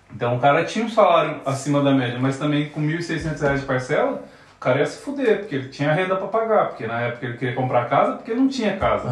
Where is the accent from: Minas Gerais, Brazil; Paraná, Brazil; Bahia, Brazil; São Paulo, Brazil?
São Paulo, Brazil; moved away as an adult; now in Portugal; eu sou de São Paulo, quando eu falo que eu sou de São Paulo é, é tipo meio complicado, porque tipo. Eu cresci, eu sou do Jaraguá, Zona Oeste de São Paulo